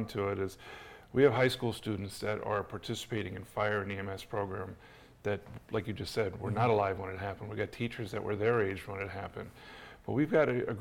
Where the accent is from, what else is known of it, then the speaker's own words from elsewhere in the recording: New York, United States; I'm born and raised in New York